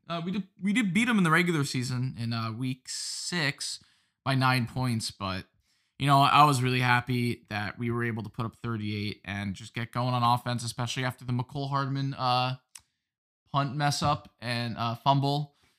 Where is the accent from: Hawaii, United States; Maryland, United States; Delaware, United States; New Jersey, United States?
New Jersey, United States; also born or lived in Las Vegas, Nevada; I'm here from New Jersey